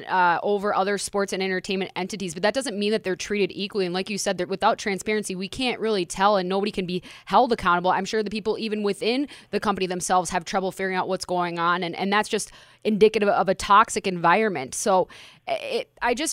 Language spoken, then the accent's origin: English; Minneapolis, Minnesota, United States; my hometown in Minneapolis